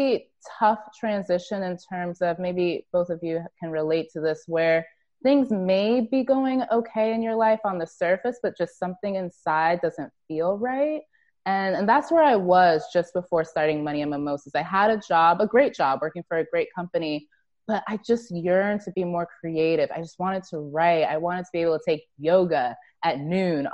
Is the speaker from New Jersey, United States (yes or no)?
yes; Plainfield, New Jersey, United States; moved away; also born or lived in Grand Canyon; I was born in Plainfield, and then spent some time in Scotch Plains as a young kid